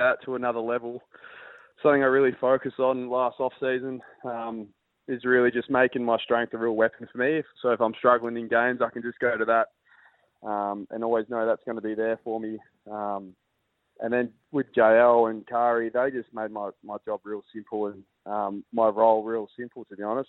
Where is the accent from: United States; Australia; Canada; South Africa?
Australia; Perth, Western Australia; I grew up in Perth